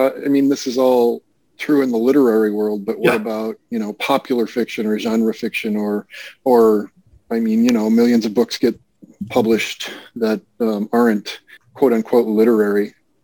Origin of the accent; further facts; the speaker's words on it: Iowa, United States; I'm from Iowa